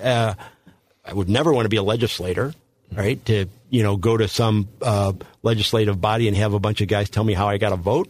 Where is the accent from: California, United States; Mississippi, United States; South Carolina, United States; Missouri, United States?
Missouri, United States; St. Louis; when I grew up in Saint Louis, it was a very different place